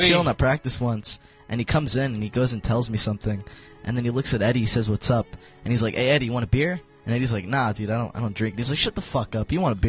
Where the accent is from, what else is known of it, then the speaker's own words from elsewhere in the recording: South Gate, California, United States; We all grew up around here, Southgate.